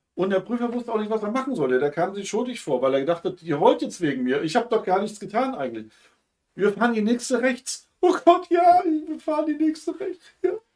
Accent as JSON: {"language": "German", "region": "Hamburg", "country": "Germany", "said": "Bei uns in Hamburg"}